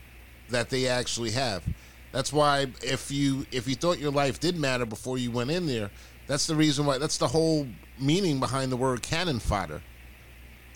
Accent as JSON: {"language": "English", "country": "United States", "tie": "born or raised there", "said": "I grew up in this country"}